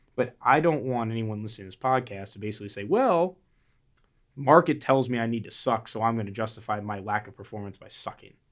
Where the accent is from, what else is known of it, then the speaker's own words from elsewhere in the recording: Florida, United States; I grew up in Florida